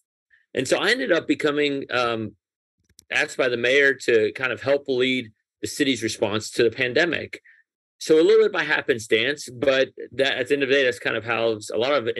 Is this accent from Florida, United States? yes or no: no; Nashville, Tennessee, United States; English is a second language; also born or lived in Tehran, Iran; I was born in Iran, and my family, when I was 6 years old, moved from Tehran to Nashville, Tennessee.